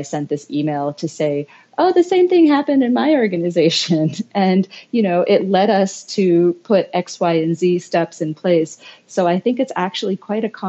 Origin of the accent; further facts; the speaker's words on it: Philippines; moved away as an adult; also born or lived in United States; I grew up in the Philippines and biracial Filipino-American. My dad is Filipino and my mom is American